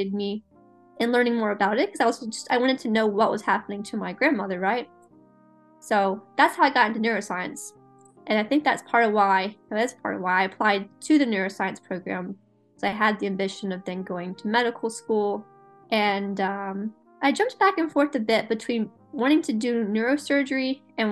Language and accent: English; the South, United States; growing up in the South